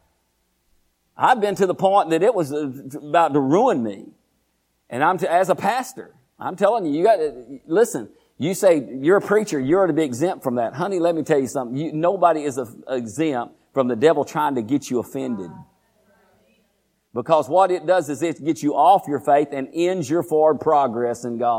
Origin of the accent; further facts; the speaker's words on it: Groesbeck, Texas, United States; I was born and raised in Groesbeck, Texas